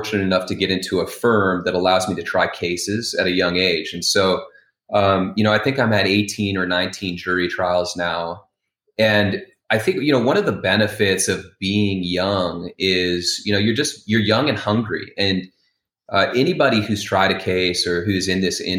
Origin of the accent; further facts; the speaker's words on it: Wyoming, United States; I grew up in Wyoming